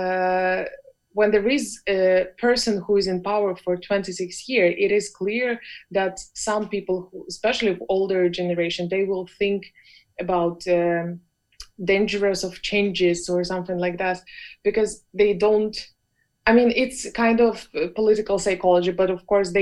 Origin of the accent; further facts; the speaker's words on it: Belarus; I grew up in Belarus